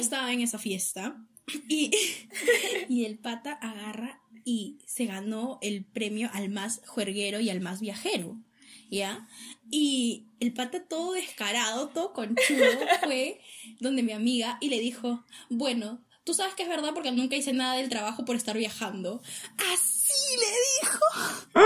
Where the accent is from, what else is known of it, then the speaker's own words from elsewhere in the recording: Peru; éramos cinco peruanos